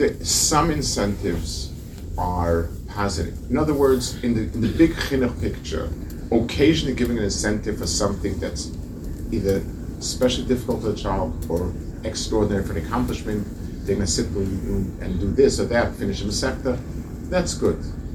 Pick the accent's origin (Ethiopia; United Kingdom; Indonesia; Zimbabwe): United Kingdom; England; You know, as English people, you can be quite cynical.